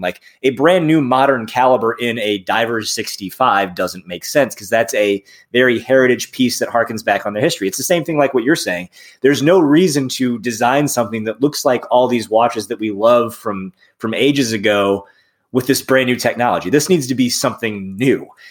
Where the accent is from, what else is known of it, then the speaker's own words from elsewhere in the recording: South Bend, Indiana, United States; now in Cincinnati, United States; I'm from South Bend, uh, Indiana